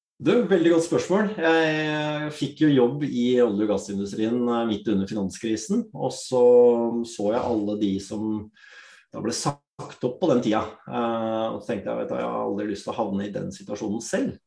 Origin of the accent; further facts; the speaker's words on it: Drammen, Buskerud, Norway; født og oppvokst i Drammen. Opprinnelig, opprinnelig fra India.